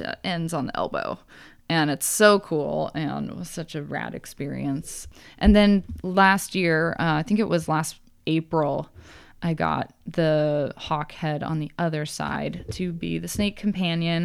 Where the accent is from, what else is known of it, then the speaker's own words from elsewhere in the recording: Grand Junction, Colorado, United States; also born or lived in Montana; now in Portland, United States; I'm from Colorado